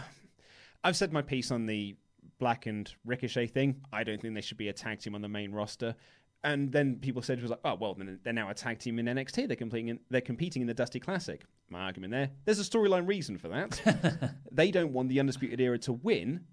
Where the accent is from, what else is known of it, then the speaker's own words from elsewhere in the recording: United Kingdom; We're humble British men